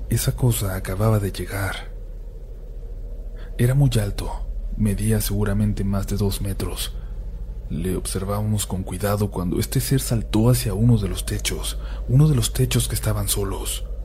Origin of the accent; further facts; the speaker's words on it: Honduras; Yo soy de Honduras, vivo en la ciudad de San Pedro Sula y me imagino que algunos de ustedes ya se habrán enterado de lo que ha pasado en mi país